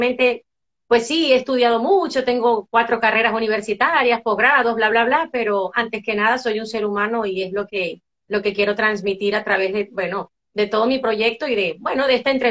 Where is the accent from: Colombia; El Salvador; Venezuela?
Venezuela; moved away as an adult; now in Spain; me vine de Venezuela para España, eh, pues específicamente para nosotros eh, emprender en familia, bueno, mi esposo y yo, otro camino